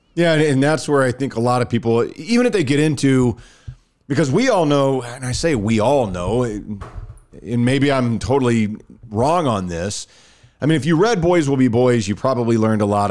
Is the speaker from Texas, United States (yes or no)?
yes; Dallas, Texas, United States; we're from Dallas